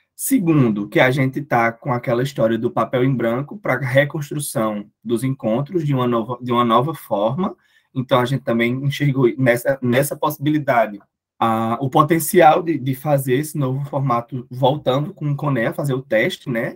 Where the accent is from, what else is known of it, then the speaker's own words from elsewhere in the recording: Cuité, Paraíba, Brazil; now in Campina Grande, Brazil; eu não sou de Campina, eu sou da Grande Cuité